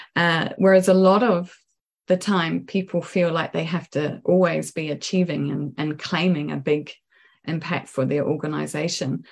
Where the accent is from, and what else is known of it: New Zealand; moved away as an adult; also born or lived in New York